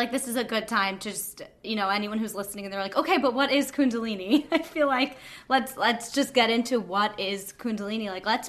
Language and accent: English; Long Island, New York, United States; And we're both from Long